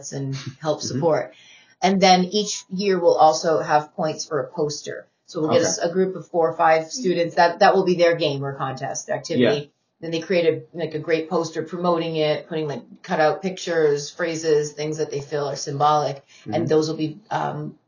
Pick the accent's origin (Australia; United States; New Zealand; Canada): Canada; moved away; I grew up in Canada